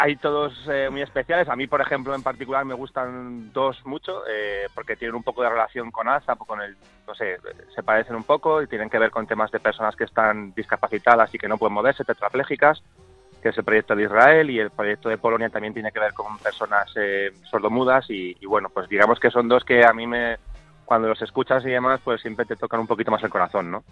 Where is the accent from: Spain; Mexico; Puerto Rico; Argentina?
Spain; porque soy español